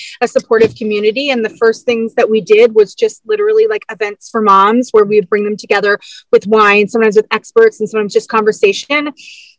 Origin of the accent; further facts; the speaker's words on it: Canada; We don't look that Canadian though